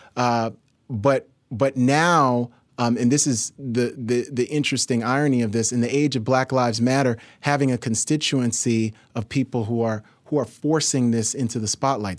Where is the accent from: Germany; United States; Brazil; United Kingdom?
United States; New York City, New York; I'm from New York City, born and raised